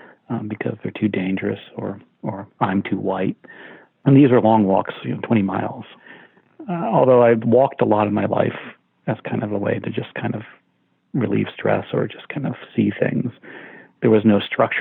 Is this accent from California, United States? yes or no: no; Central Florida, United States; moved away; I grew up in a small town in the South in Central Florida, 500 people.